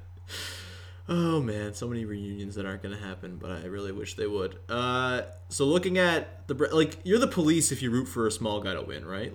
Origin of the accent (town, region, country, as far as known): Canada